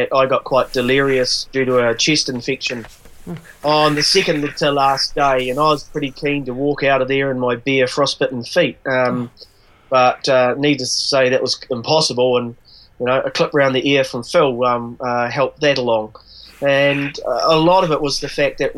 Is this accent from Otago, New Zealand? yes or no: no; South Canterbury, New Zealand; I grew up in South Canterbury and out on Four Peaks on Little Mount Peel